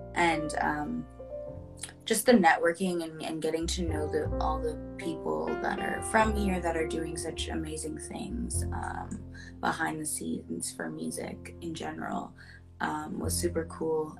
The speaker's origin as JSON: {"language": "English", "town": "Pickering", "region": "Ontario", "country": "Canada", "moved": "yes", "lives_now": "Toronto, Canada", "said": "I'm originally from Pickering, which is a smaller town outside of Toronto"}